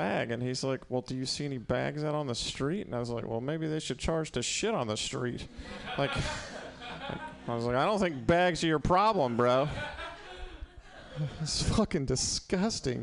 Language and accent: English; Mississippi, United States; moved away as an adult; also born or lived in New York; now in San Francisco, United States; I'm from Mississippi, originally